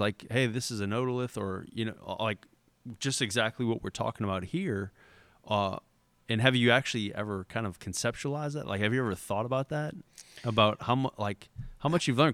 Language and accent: English; Port Sulphur, Louisiana, United States; growing up in, in Port Sulphur